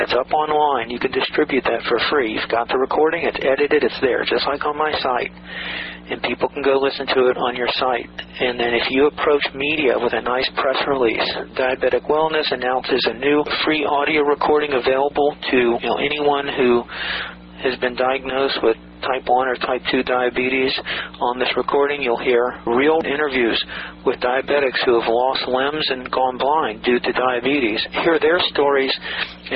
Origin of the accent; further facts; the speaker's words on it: Atlanta, Georgia, United States; a kid I grew up with in Atlanta